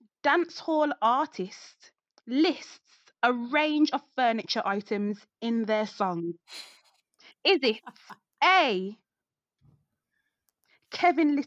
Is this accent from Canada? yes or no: no; United Kingdom; also born or lived in Caribbean (ancestry); I'm so British